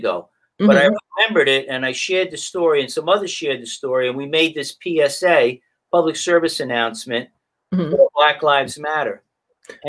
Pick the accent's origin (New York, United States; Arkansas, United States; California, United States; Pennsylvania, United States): New York, United States; Mount Vernon; where I grew up in Mount Vernon